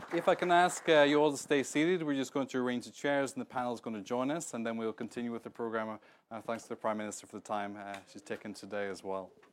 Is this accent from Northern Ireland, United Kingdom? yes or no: yes; Northern Ireland, United Kingdom; now in Washington, United States; I come from the north of Ireland as well